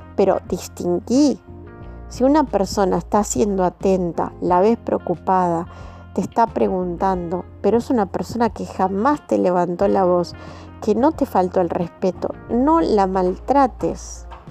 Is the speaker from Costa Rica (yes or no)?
no; Argentina; como argentinos que somos